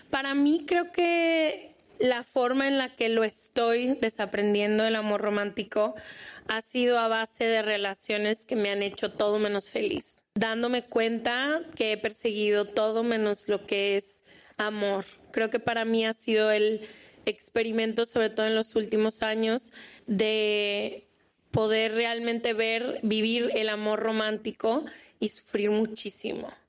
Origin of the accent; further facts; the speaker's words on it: Honduras; ¿De dónde eres? De Honduras.